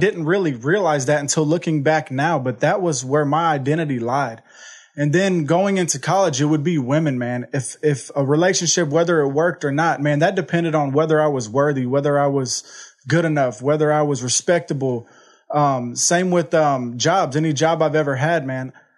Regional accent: Houston, Texas, United States; I'm from Houston, Texas. Uh, I grew up in an amazing family.

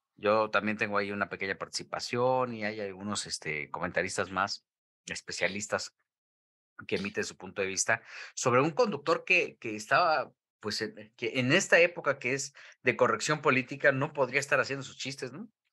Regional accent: Mexico; como buen mexicano

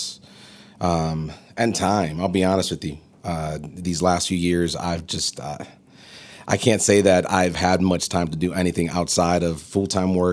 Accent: upstate New York, United States; moved away as an adult; now in Atlanta, United States; Grew up in upstate New York

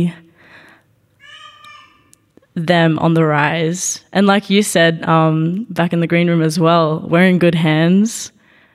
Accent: Melbourne, Victoria, Australia; also growing up in Nam

